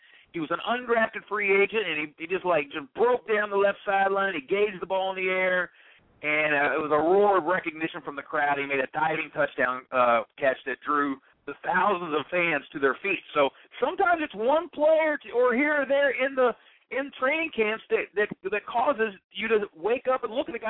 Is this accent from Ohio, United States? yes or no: no; New Albany, Indiana, United States; New Albany? It's my hometown.